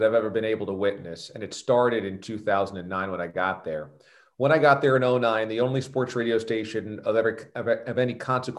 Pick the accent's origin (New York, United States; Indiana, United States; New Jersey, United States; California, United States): New York, United States; also born or lived in Miami / Boston; as a New Yorker